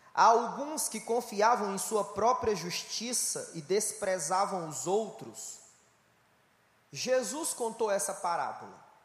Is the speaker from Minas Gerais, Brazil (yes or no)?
no; Ceará, Brazil; Eu sou do estado do Brasil, estado do Ceará, nordeste brasileiro